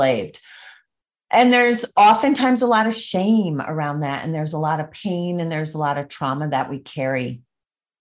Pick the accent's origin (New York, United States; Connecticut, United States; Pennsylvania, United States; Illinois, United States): Connecticut, United States; the small town that I grew up in Connecticut